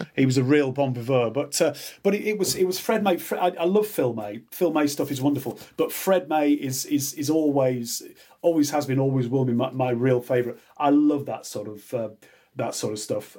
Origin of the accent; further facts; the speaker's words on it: Yorkshire Dales, Yorkshire and the Humber, United Kingdom; I'm from Midland in the Dales, the Yorkshire Dales